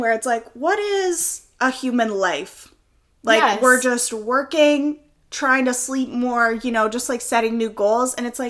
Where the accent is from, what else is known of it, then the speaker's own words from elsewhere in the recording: East Coast, Canada; I think there was a real shift for me when I moved from the East Coast, the actual East Coast Canada, which we'll expand on later. But when I moved from the East Coast to the West Coast